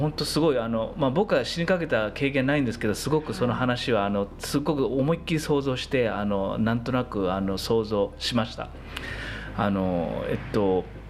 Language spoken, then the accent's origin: Japanese; Kanazawa, Ishikawa, Japan; 僕は石川県の金沢でずっとあの育っていて